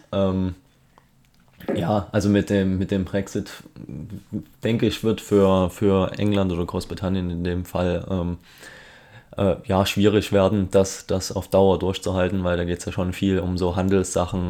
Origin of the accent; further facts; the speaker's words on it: Germany; wir als Deutsche